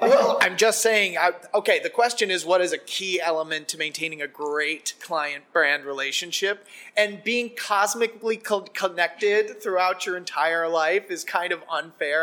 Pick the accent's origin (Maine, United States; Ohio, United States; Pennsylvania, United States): Pennsylvania, United States; Scranton; I grew up in Scranton, Pennsylvania.